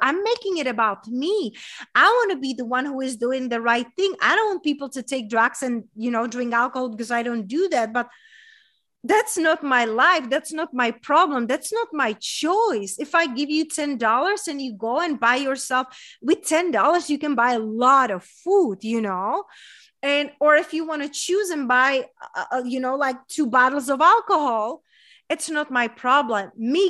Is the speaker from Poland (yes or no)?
no; Czechia; English is a second language; now in United States; so I moved here 11 years ago, and I'm coming from a small town in Czech Republic, hence that's my accent from. But growing up in a small town in Czech Republic, there was a lot of comparing.